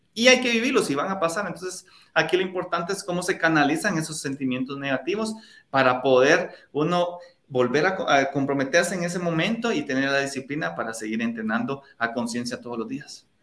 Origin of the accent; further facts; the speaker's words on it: La Unión, Zacapa, Guatemala; moved away; para la Unión, para mi pueblo, a poder visitar a, mis papás